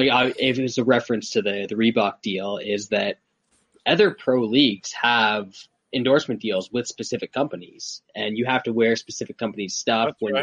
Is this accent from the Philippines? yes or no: no; Canada; I don't have ESPN as a Canadian